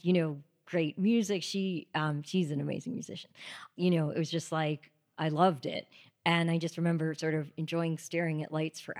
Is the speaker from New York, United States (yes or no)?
yes; Greenwood Lake, New York, United States; So I was born here in the city, but then when I was six, we moved upstate, about an hour upstate, to a town called Greenwood Lake